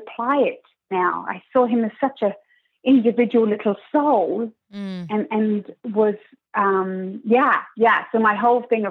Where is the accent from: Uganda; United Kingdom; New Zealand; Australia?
United Kingdom; England; moved away as an adult; also born or lived in Switzerland; now in Toronto, Canada; I'm obviously from England.